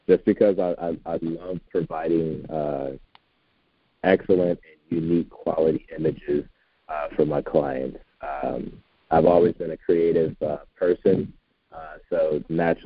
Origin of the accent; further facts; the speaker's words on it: Philadelphia, Pennsylvania, United States; moved away as an adult; also born or lived in Oklahoma; now in Arizona, United States; I'm originally from Philadelphia, Pennsylvania area, and lived in Oklahoma for 5 years